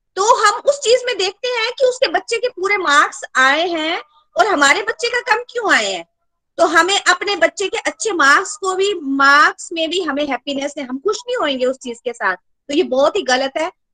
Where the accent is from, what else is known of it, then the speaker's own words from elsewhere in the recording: Chamba, Himachal Pradesh, India; now in Delhi, India; मैं चंबा से हूँ एक्चुअल में